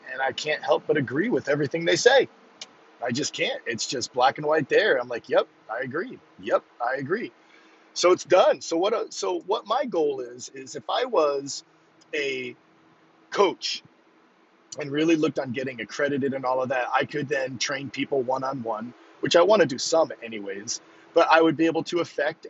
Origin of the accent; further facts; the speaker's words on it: Northern New England, United States; I'm from Northern New England